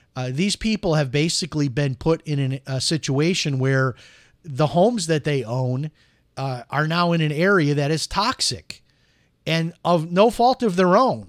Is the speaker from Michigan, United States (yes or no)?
no; Chicago, Illinois, United States; I grew up in Chicago